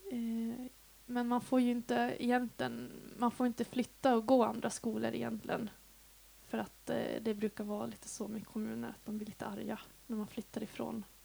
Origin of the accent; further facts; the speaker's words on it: Piteå, Norrbotten County, Sweden; now in Dalarna, Sweden; Jag är uppvuxen i Piteå i Norrbotten. Det är alltså 80 mil härifrån